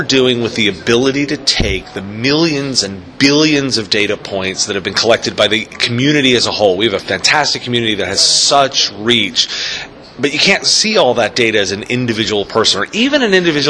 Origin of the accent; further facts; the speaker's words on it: Washington, District of Columbia, United States; Washington, D.C., my hometown